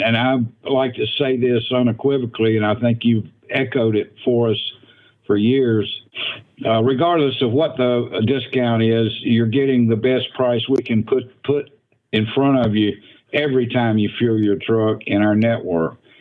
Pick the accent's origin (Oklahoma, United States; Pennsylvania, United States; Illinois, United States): Pennsylvania, United States; Allentown; the Allentown, Pennsylvania area